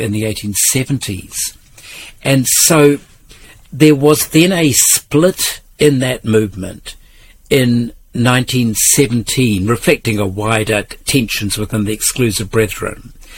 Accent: Karamea, West Coast, New Zealand; where I grew up in Karamea

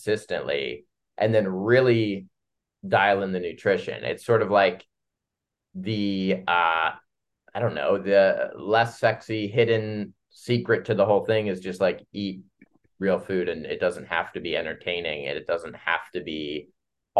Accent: Columbus, Ohio, United States; moved away; I'm from Midwest, Columbus, Ohio.

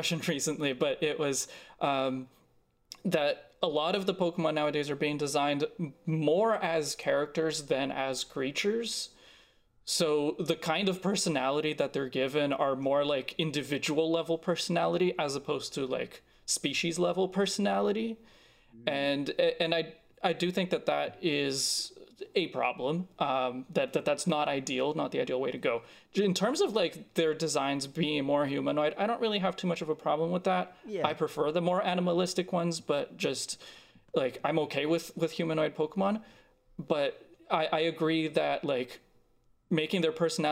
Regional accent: Brazil; moved away; I'm originally from Brazil

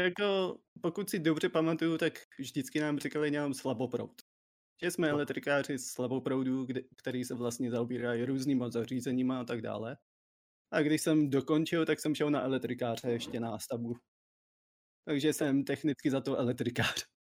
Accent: Czechia; jsem prostě Čech

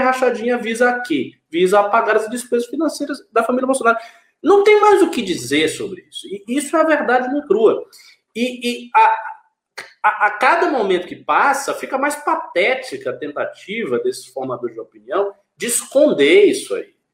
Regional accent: Bahia, Brazil; moved away; Lá no meu estado original, na Bahia

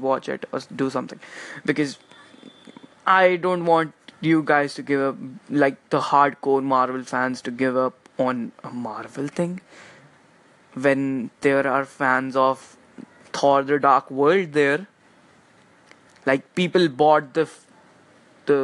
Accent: India; I'm especially from India.

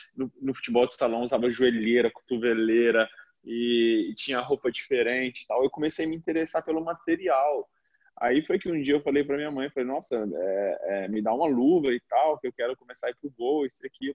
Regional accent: Minas Gerais, Brazil; moved away as an adult; now in Italy; Eu me lembro da época lá na cidade onde eu nasci, na Minas Gerais, eu brincando com meus primos

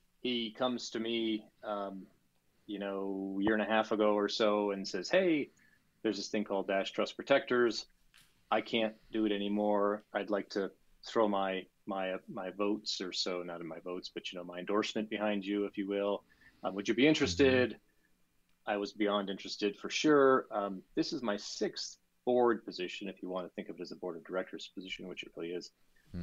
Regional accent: Chicago, Illinois, United States; 49 years old, born and raised in Chicago, married with two daughters.

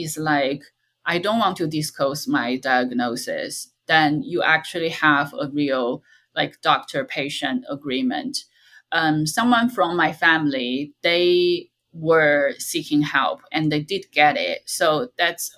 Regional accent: China; moved away; in my hometown

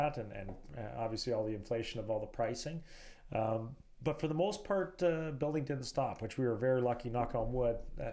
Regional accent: Canada; I was born in Canada.

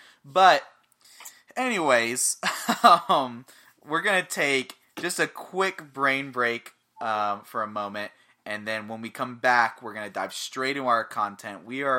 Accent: Florida, United States; born there; now in Iowa, United States; I'm half Puerto Rican, and I was born in Florida. I'm not bred for winter, and I definitely didn't move to Iowa for the weather.

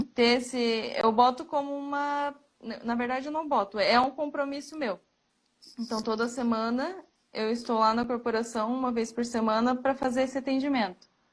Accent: Joinville, Santa Catarina, Brazil; sou de Joinville, Santa Catarina

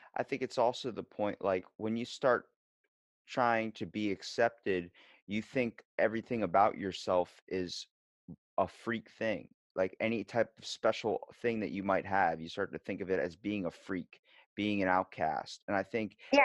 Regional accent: Ocean City, Maryland, United States; I'm from Ocean City, Maryland. I'm East Coast, not West.

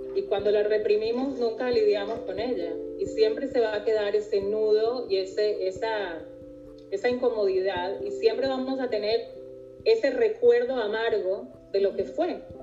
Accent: Venezuela; moved away as an adult; also born or lived in New York; now in Israel; yo como venezolana, y tantos venezolanos que hemos tenido que dejar

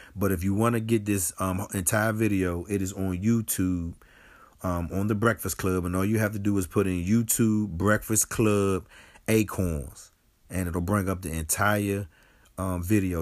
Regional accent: Washington, District of Columbia, United States; moved away as an adult; also born or lived in Delaware; now in District Heights, United States; I grew up in Southeast. I went to Delaware State, and now I'm living in the District Heights area of Maryland

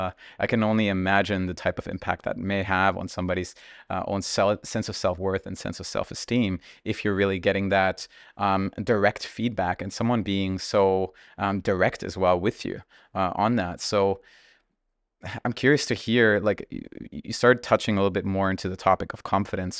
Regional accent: Germany; growing up in Germany, my parents were actually immigrants from Russia

